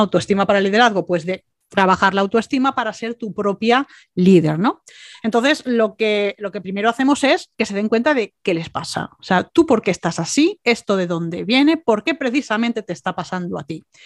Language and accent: Spanish; Málaga, Andalusia, Spain; also born or lived in Bilbao; aunque nací en Bilbao, mis padres tenían esa cultura, me trajeron a Málaga cuando era bebé